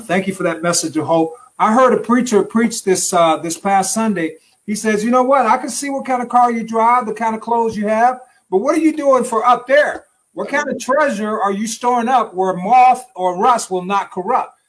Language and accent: English; Detroit, Michigan, United States; we're from Detroit, Detroit